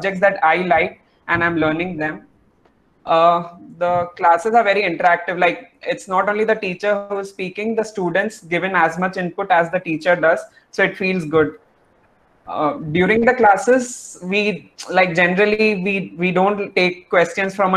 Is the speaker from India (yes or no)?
yes; Chennai, Tamil Nadu, India; I'm from Chennai